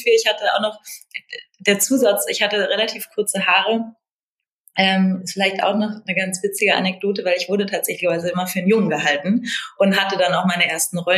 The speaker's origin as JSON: {"language": "German", "region": "Berlin", "country": "Germany", "also_born_or_lived": "Italy"}